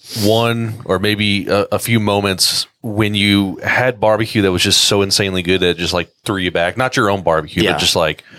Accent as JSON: {"language": "English", "town": "Arlington", "region": "Texas", "country": "United States", "tie": "born or raised there", "said": "growing up in Arlington."}